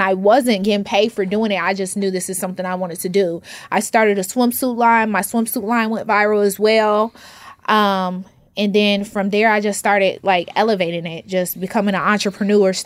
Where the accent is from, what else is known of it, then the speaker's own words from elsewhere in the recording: Atlanta, Georgia, United States; accent: Boston; also born or lived in Boston, Massachusetts; I moved down here when I was in fifth grade, so I've been here since